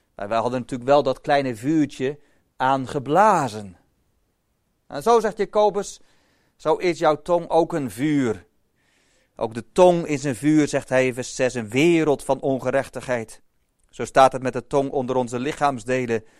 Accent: Boskoop, South Holland, Netherlands; ik als kleine jongen in Boskoop ben opgegroeid

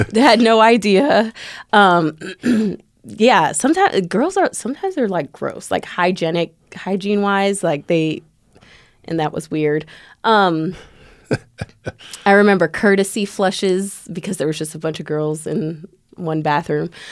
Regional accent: Chicago, Illinois, United States; moved away; also born or lived in Tampa, Florida; I'm not from Tampa, Florida. I'm originally from Chicago.

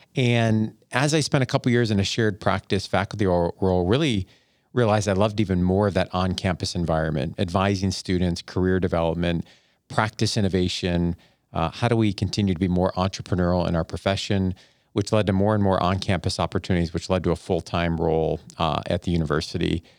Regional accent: Buffalo, New York, United States; moved away as an adult; also born or lived in Ada, Ohio / Columbus, Ohio / Northeast Ohio; I grew up in Buffalo, New York

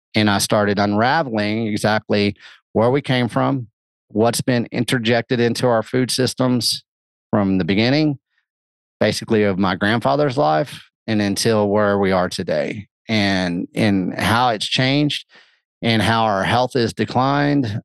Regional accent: the Bible Belt, United States; I grew up in the Bible Belt

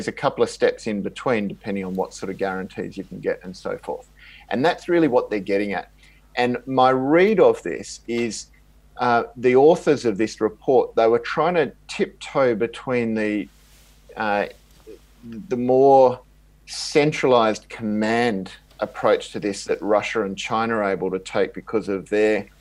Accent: Australia

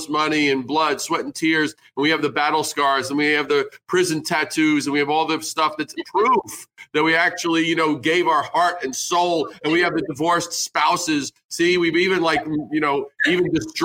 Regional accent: New York, United States; growing up in New York

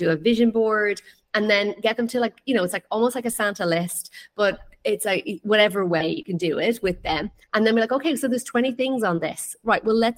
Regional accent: west coast of Ireland, Ireland; now in Greece; So I am from Ireland. I'm from the west coast of Ireland

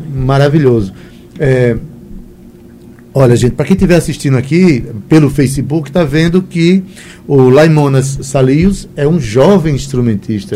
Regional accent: Itabaiana, Paraíba, Brazil; eu sou da, da, cidade de Itabaiana

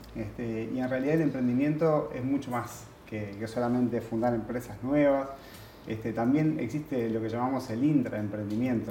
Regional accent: Uruguay; vengo de Uruguay.

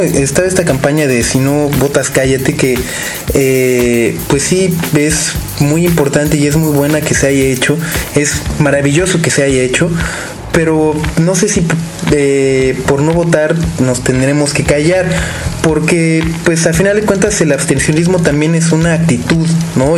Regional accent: Mexico; no poder estar en México, no poder votar, no poder eh, estar al pendiente de lo que sucede en mi país.

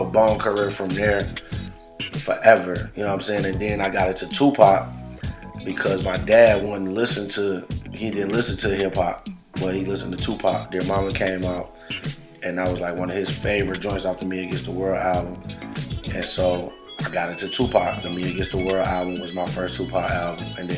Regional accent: Buffalo, New York, United States; I'm from the projects, and you know, I'm from the Buffalo Projects East Side

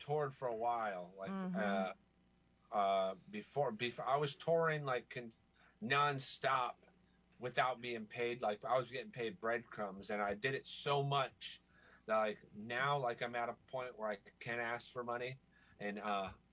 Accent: Florida, United States; also born or lived in Michigan; I was born in Michigan. I don't know it, though. Like, I think I was 6 months old when I moved to Florida

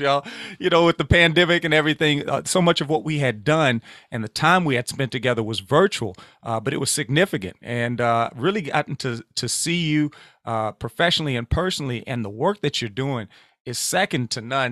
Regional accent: Louisiana, United States; moved away; I'm originally from Louisiana

